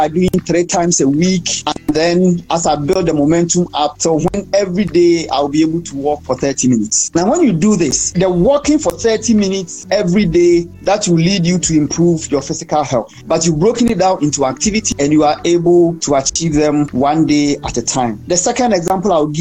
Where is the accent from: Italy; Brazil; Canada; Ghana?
Ghana; I'm from Ghana.